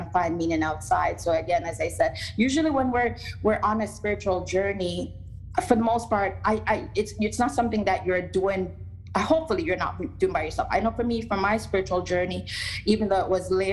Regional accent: Jamaica; moved away; even as a young person growing up in Jamaica

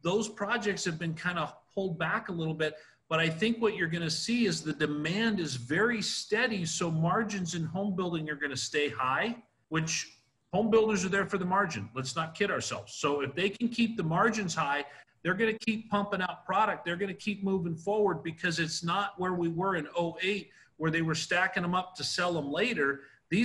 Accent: Idaho, United States; I grew up in Idaho

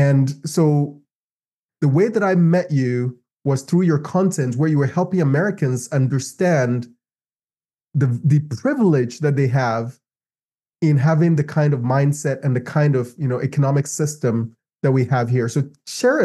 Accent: Ghana; moved away as an adult; also born or lived in Los Angeles; now in United States; I moved from Ghana. Ghana is my homeland

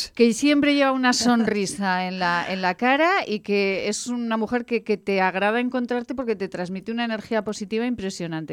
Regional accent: El Burgo de Ebro, Aragon, Spain; del Burgo de Ebro, que es donde nací, de Fuentes de Ebro, que es donde, donde viví

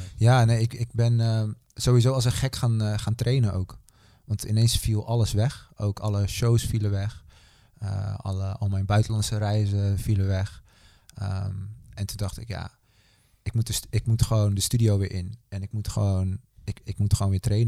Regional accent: Netherlands; opgegroeid in Nederland

